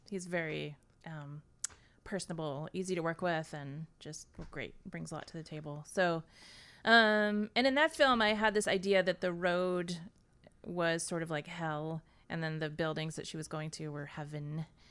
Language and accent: English; Nashville, Tennessee, United States; moved away as an adult; also born or lived in Boston; I grew up in Nashville, Tennessee